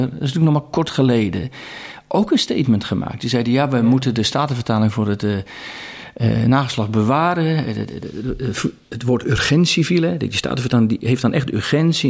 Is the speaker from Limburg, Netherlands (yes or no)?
no; Katwijk, South Holland, Netherlands; Ik kom zelf uit Katwijk aan Zee